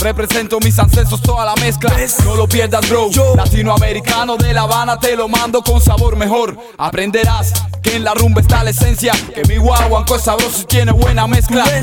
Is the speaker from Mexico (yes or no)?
yes; Oaxaca, Mexico; now in Mexico City, Mexico; Yo soy de Oaxaca